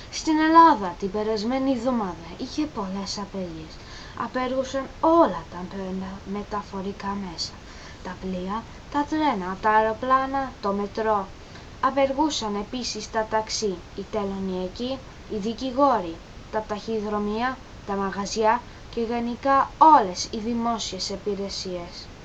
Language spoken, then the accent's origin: Greek; England, United Kingdom; Greek is a second language; είμαι 11 και είμαι Άγγλος. Η μαμά μου όμως είναι Ελληνίδα